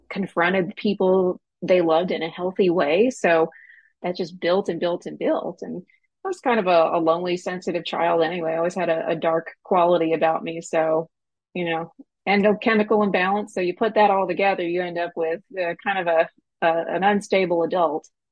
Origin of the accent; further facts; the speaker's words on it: Snyder, Texas, United States; was raised in a rural West Texas town called Snyder. It's between Lubbock and Abilene